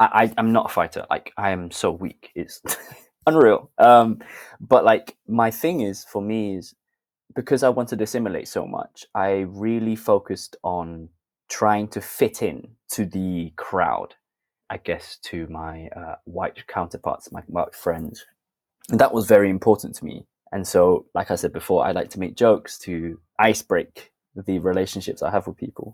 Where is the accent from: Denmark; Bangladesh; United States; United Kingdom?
United Kingdom; Sheffield, Yorkshire and the Humber; also born or lived in London; So I was born in London. And I moved over to Sheffield when I was 7